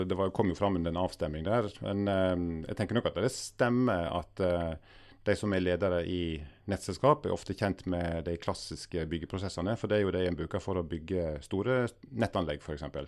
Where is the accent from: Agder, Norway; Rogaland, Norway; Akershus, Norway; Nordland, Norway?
Agder, Norway; Agder, der jeg er fra i utgangspunktet